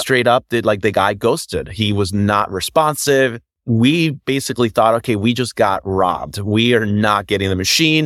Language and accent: English; Orlando, Florida, United States; also born or lived in Puerto Rico; now in Chicago, United States; I was born here in Chicago, raised in Puerto Rico. So I was there until I was eight years old, moved to Florida. So I consider Florida home